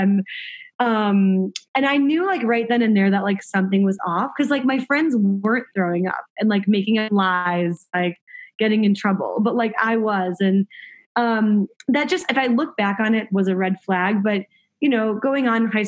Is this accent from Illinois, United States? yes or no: yes; Chicago, Illinois, United States; I grew up in Chicago, middle-class family